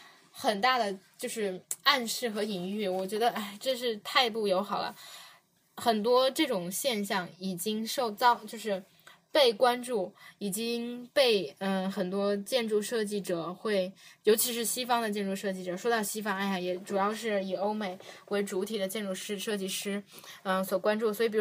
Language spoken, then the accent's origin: Chinese; China; born there; 因为我们生在中国，活在中国。